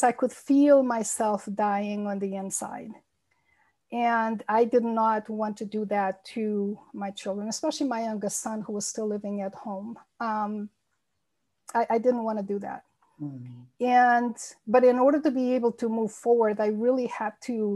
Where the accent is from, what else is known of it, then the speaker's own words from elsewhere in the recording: Massachusetts and New Hampshire, Northeast United States, United States; also born or lived in Azores, Portugal; I came to the United States when I was a child and lived in the Northeast in Massachusetts and mostly in New Hampshire, the state of New Hampshire, most of my life.